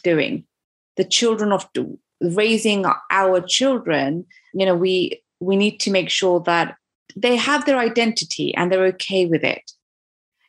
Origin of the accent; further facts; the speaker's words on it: United Kingdom; I'm also a British mum